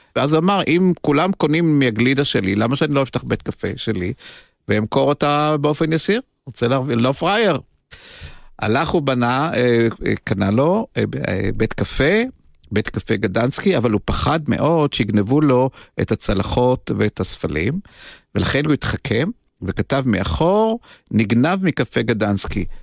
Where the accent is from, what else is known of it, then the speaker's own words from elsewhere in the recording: Tel Aviv, Tel Aviv District, Israel; אני נולדתי בתל אביב, גדלתי בתל אביב